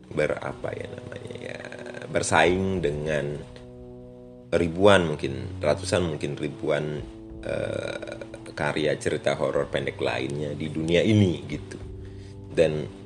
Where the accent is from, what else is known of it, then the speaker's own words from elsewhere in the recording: Bali, Indonesia; karena aku orang Bali